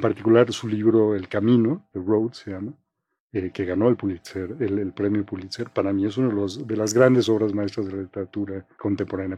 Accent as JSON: {"language": "Spanish", "region": "Mexico City", "country": "Mexico", "tie": "born or raised there", "said": "yo crecí en Coyoacán"}